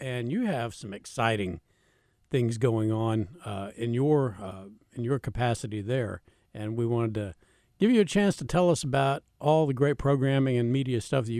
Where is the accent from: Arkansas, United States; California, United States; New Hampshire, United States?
Arkansas, United States; Central; I grew up in Central Arkansas, Ray. Went to school here and everything